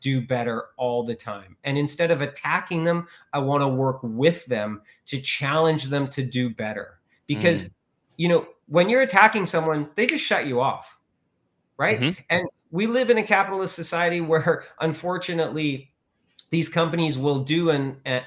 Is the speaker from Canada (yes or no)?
yes; Okanagan, British Columbia, Canada; also born or lived in Vancouver; now in Naramata, Canada; I was born in the Okanagan